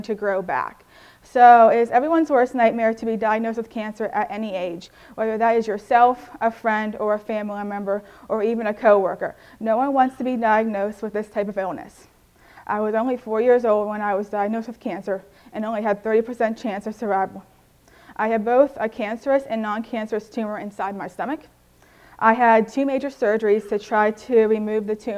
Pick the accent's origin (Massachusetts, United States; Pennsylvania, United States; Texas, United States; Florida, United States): Pennsylvania, United States; Irwin; I'm from Irwin, PA.